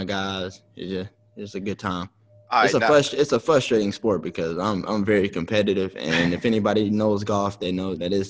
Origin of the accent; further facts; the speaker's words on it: Arkansas, United States; moved away as an adult; now in Philadelphia, United States; You know, I was born and raised in Arkansas, went to college in Arkansas.